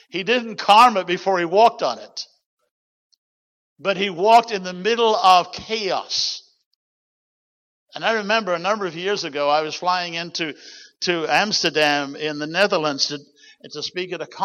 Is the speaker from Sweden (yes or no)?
no; New Zealand; moved away; my bloodline, I'm a Kiwi by birth, New Zealand